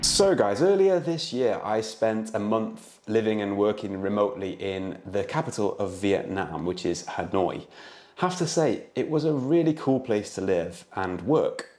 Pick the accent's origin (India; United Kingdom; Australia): United Kingdom; moved away; I'm an English tutor from the U K